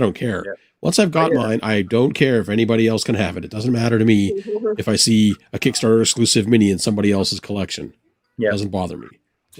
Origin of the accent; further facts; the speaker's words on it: Canada; I'm Canadian